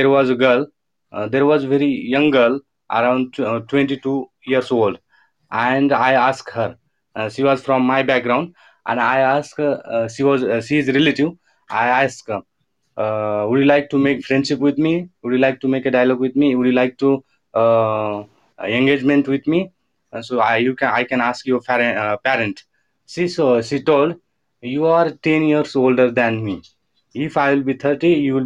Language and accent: English; India; from India